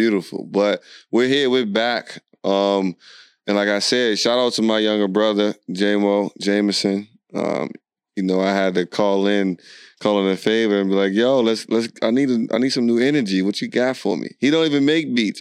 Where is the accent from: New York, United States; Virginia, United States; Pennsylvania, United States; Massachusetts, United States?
Virginia, United States; Alexandria; I'm from Alexandria, Virginia